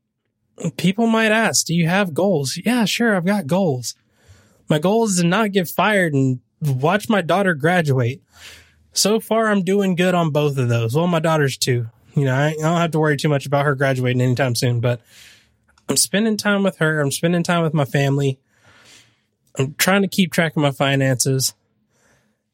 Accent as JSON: {"language": "English", "region": "the South", "country": "United States", "said": "I'm from the South"}